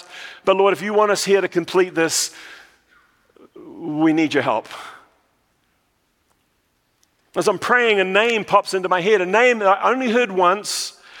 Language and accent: English; New Zealand; accent: New Zealand; now in United States; When I went back to New Zealand, I was told that I've lost my New Zealand accent completely. So now I'm in no man's land. I don't know whether I'm American or a Kiwi or somewhere in between.